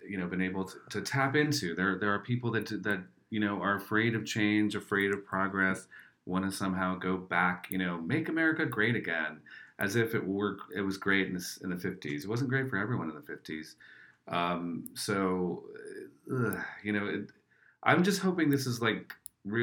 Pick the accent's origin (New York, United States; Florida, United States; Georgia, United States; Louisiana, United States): New York, United States; I'm from New York